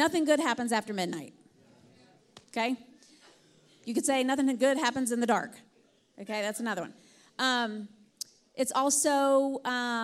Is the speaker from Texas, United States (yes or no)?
no; Alabama, United States; I'm from Alabama